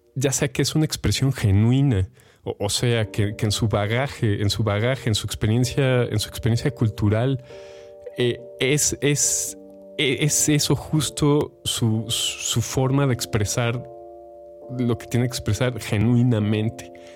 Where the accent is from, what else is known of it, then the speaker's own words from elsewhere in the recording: Mexico; first language Spanish; mexicano que habla español